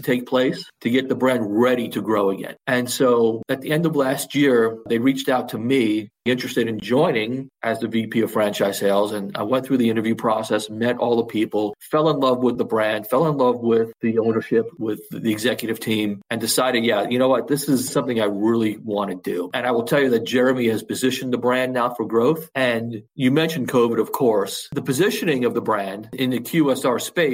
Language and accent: English; New York City, New York, United States; I grew up down the street in Canarsie